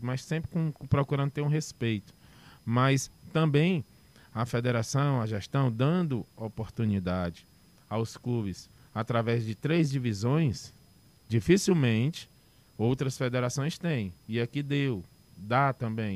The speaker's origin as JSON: {"language": "Portuguese", "town": "Fortaleza", "region": "Ceará", "country": "Brazil", "tie": "born or raised there", "said": "Eu sou da, daqui de Fortaleza, uhum. do um bairro chamado Joseval"}